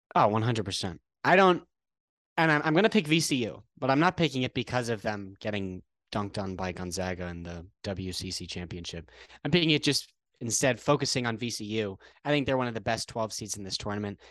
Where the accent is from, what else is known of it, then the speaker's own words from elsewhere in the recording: Connecticut, United States; moved away; I'm originally from Connecticut